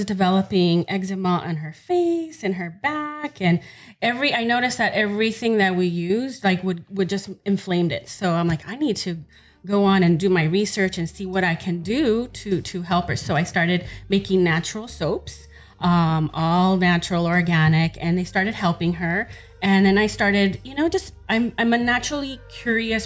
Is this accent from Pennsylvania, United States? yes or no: no; Los Angeles, California, United States; I grew up in South Central Los Angeles.